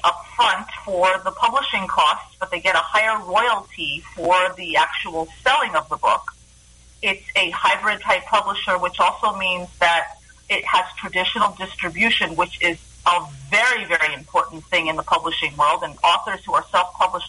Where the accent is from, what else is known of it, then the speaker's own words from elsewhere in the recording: New York City, New York, United States; moved away as an adult; also born or lived in Israel; I grew up in Greenwich Village, New York City